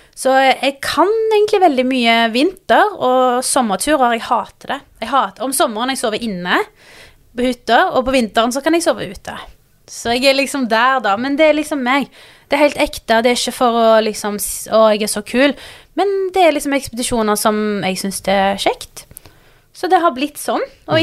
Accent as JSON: {"language": "Norwegian", "town": "Stavanger", "region": "Rogaland", "country": "Norway", "also_born_or_lived": "Pakistan (ancestry)", "said": "jeg kommer fra Stavanger"}